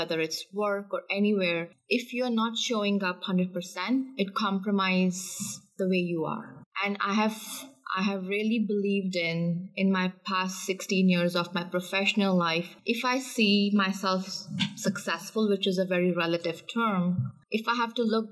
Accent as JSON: {"language": "English", "country": "India", "tie": "born or raised there", "moved": "as an adult", "lives_now": "Canada", "said": "I was born and brought up in India."}